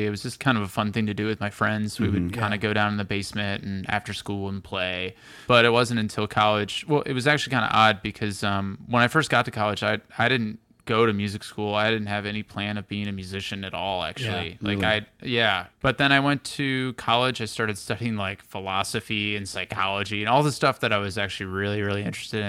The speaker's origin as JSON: {"language": "English", "town": "St. Louis", "region": "Missouri", "country": "United States", "moved": "yes", "lives_now": "New York, United States", "said": "I'm from St. Louis"}